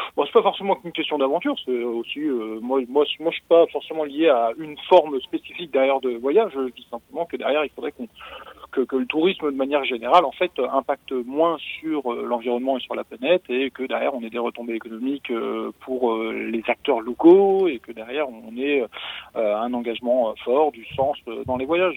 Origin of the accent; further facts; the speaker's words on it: France; chez nous en France